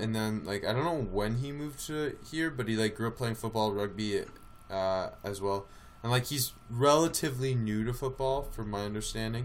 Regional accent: Eugene, Oregon, United States; I grew up in Eugene

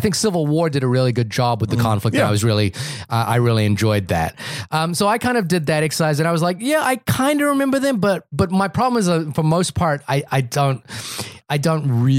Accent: Wellington, New Zealand; I said, "Hi, I'm from Wellington." You know, we kind of chit chatted for a second, and then oddly, I flew back to New Zealand

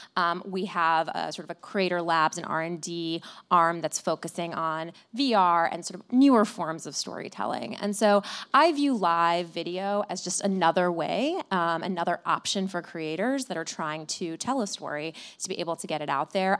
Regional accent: Flint, Michigan, United States; moved away; I, I grew up in Flint

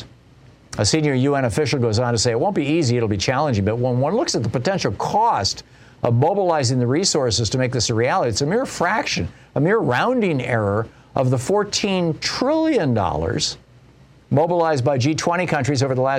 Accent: Lansing, Michigan, United States; I grew up in the Midwest. I grew up in Lansing, Michigan.

